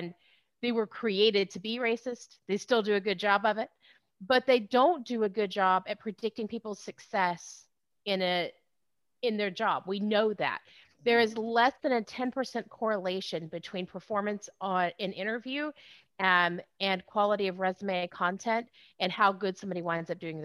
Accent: Southeast Texas, United States; also born or lived in Houston, Texas / Austin, Texas; I was raised, I grew up in Texas, born in Houston, raised in Southeast Texas

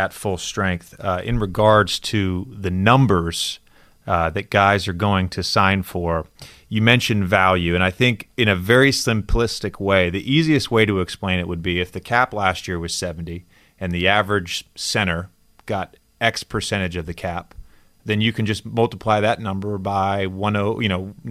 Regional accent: Virginia, United States; also born or lived in Tennessee; I grew up in Virginia, but I was born in Tennessee.

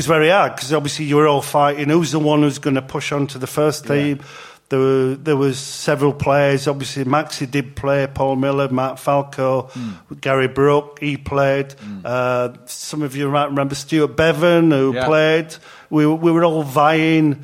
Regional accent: Huddersfield, Yorkshire and the Humber, United Kingdom; moved away as an adult; I grew up in Huddersfield, Yorkshire

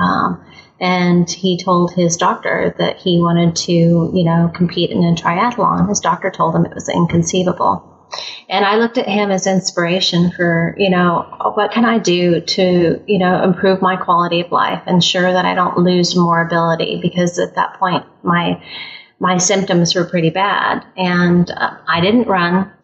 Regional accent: Midwest, United States; also born or lived in California; I'm from California, uh, raised in the Midwest

